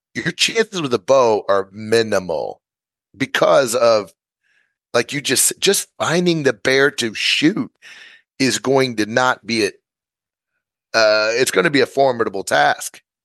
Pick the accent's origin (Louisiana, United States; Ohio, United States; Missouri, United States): Missouri, United States; moved away as an adult; I'm from Missouri. We did a lot of coyote calling competitions